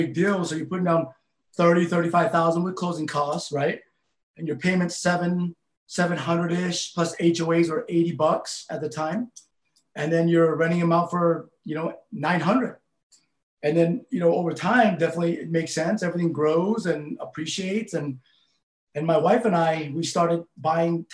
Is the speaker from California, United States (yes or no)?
no; West Valley City, Utah, United States; also born or lived in Laos; coming from where I came from on the West Side and growing up in West Valley